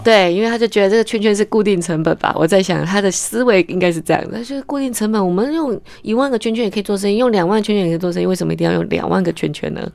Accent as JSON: {"language": "Chinese", "country": "Taiwan", "said": "我们是台湾人"}